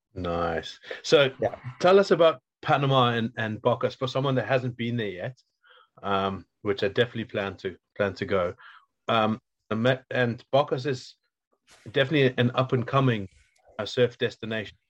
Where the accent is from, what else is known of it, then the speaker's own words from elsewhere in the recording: Wales, United Kingdom; where i come from in wales